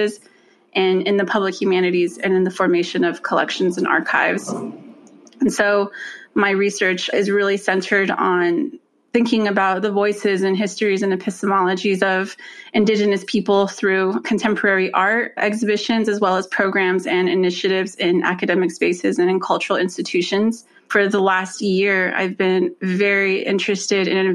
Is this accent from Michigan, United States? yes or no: no; Sawmill, Arizona, United States; moved away as an adult; now in Providence, United States; I was born and raised on the Navajo Nation in the Fort Defiance Agency, which is located in the northeastern part of Arizona in a small town, Sawmill, Arizona.